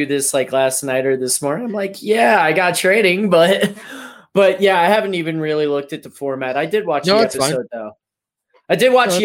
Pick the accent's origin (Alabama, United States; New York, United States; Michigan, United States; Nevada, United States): Nevada, United States; Las Vegas; I grew up in Vegas. Like I was 20 minutes from the green door